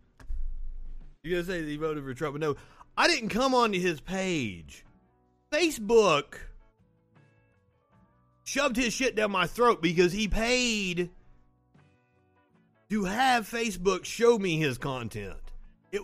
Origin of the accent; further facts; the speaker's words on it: Kentucky, United States; moved away as an adult; also born or lived in Tennessee; now in Alabama, United States; I'm from Kentucky, went to college in Tennessee. I'm living in Alabama right now.